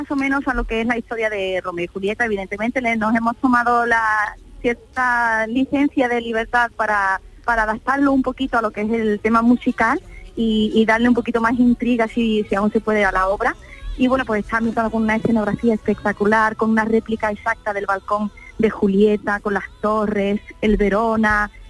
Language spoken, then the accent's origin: Spanish; Seville, Andalusia, Spain; moved away; contentos de poder ir a mi tierra, porque yo soy de Sevilla